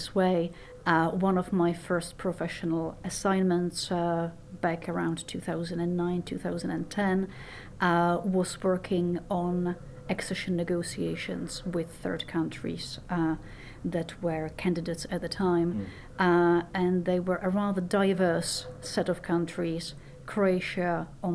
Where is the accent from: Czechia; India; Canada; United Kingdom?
Czechia; Prague; now in Iceland; I was born in Prague, in Czechoslovakia at the time.